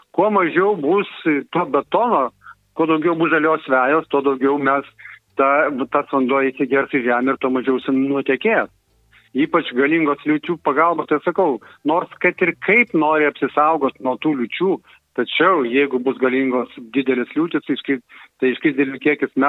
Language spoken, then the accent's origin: Lithuanian; Kaunas, Kaunas County, Lithuania; moved away; aš pats esu kaunietis